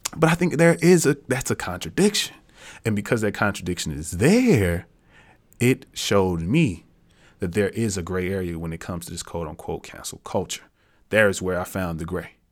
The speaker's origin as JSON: {"language": "English", "region": "Tennessee", "country": "United States", "said": "I'm from Tennessee"}